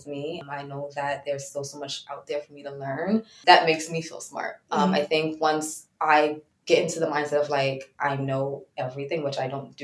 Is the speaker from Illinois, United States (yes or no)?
no; New York City, New York, United States; moved away as an adult; now in Englewood, United States; I am from Brooklyn, New York originally, and I currently live in Englewood, New Jersey